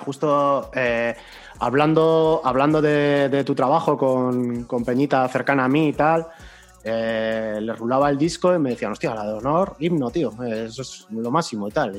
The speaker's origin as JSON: {"language": "Spanish", "region": "Basque Country", "country": "Spain", "said": "la peña que somos de aquí, de Euskadi, aunque yo no sea de la zona de Vizcaya"}